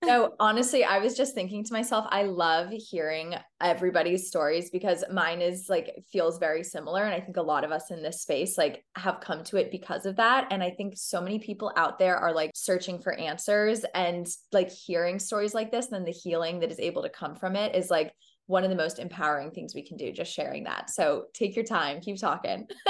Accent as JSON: {"language": "English", "town": "Dallas", "region": "Texas", "country": "United States", "tie": "born or raised there", "said": "we grew up in Dallas in, like, the early two thousands"}